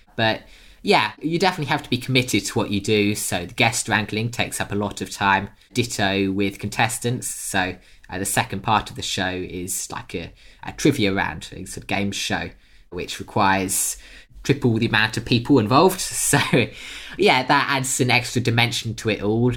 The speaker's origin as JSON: {"language": "English", "country": "United Kingdom", "tie": "born or raised there", "accent": "British", "said": "I'm British by birth, you can probably tell from the accent."}